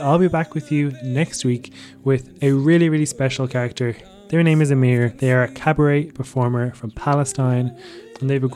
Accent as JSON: {"language": "English", "country": "Ireland", "said": "we as Irish people"}